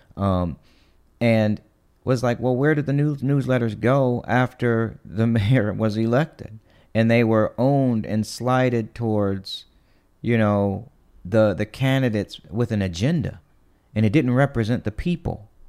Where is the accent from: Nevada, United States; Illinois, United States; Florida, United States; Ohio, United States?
Ohio, United States; East Cleveland; moved away; I grew up in East Cleveland